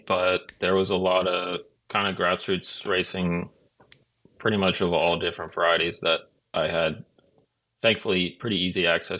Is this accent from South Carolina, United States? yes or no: no; Washington, United States; No. I grew up on the West Coast in Washington State.